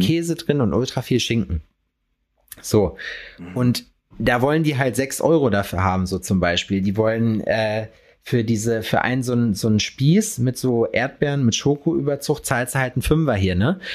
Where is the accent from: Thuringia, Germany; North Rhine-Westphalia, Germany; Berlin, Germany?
North Rhine-Westphalia, Germany; hometown near Lüdenscheid; in meiner Heimatstadt oder daneben in Lüdenscheid